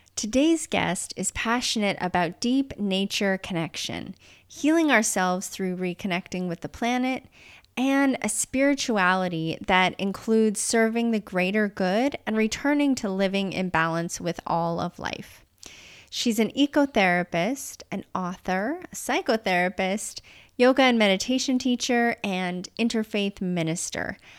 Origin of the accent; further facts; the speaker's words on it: Utah, United States; I grew up in nature. I grew up in Utah.